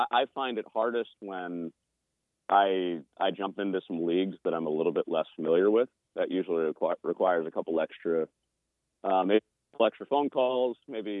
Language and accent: English; Chicagoland area, Illinois, United States; I grew up in the Chicagoland area